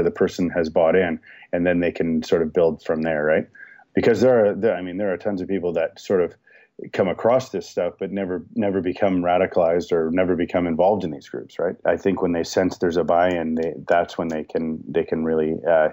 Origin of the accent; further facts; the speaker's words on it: Toronto, Ontario, Canada; I grew up in Toronto